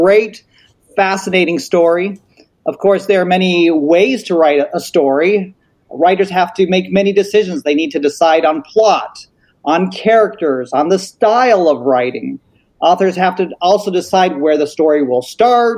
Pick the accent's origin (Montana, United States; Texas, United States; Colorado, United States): Colorado, United States; Colorado Springs; I grew up in Colorado Springs